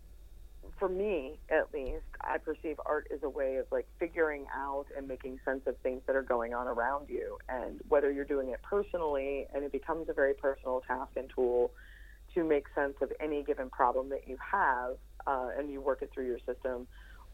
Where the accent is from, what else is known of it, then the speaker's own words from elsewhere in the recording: Indiana County, Pennsylvania, United States; moved away as an adult; also born or lived in Johnstown, Pennsylvania / Homer City, Pennsylvania / Pittsburgh, Pennsylvania; I'm originally from Indiana County, you know, coal miner's daughter, and had moved to Pittsburgh right out of high school